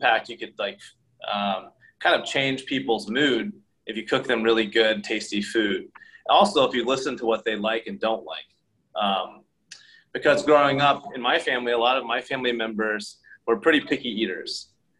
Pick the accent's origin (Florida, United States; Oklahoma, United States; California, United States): Oklahoma, United States; moved away as an adult; also born or lived in South Korea / San Francisco; now in New York, United States; I grew up in Oklahoma